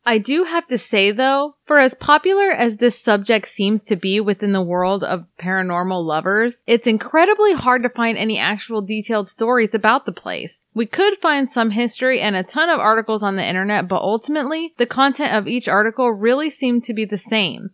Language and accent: English; Iowa, United States; we're from Iowa